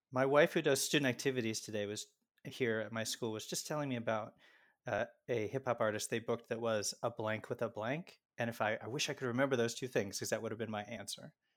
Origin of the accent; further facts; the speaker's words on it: Baltimore, Maryland, United States; where I grew up in Baltimore